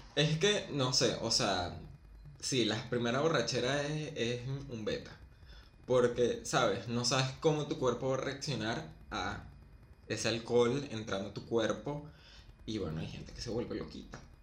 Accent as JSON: {"language": "Spanish", "country": "Venezuela", "moved": "as an adult", "lives_now": "Argentina", "said": "salí de Venezuela"}